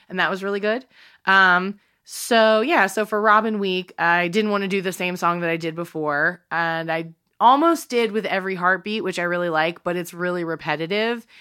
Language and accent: English; Eastern North Carolina, United States; I grow up in North Carolina